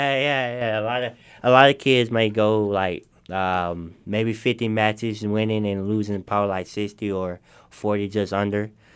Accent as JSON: {"language": "English", "town": "Memphis", "region": "Tennessee", "country": "United States", "tie": "born or raised there", "said": "I I grew up in Memphis"}